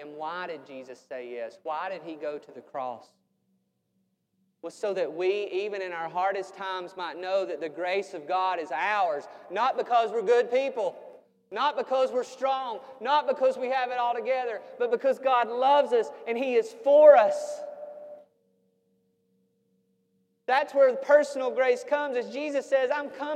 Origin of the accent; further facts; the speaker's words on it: United States; We're American Christians